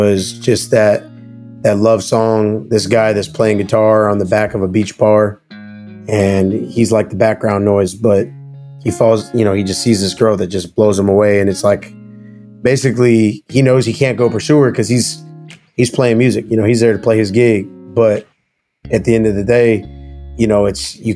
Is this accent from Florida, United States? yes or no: yes; Sanford, Florida, United States; also born or lived in Nashville, Tennessee; we have a place in Florida in Sanford called The Barn in Sanford, which is like my hometown honky tonk spot